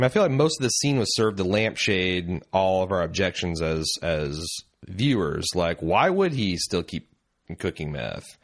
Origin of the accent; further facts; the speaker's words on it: Indiana, United States; I'm from Indiana